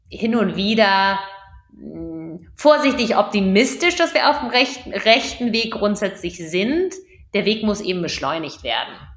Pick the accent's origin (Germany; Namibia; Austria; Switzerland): Germany; Wir als Deutsche, wir als Europäer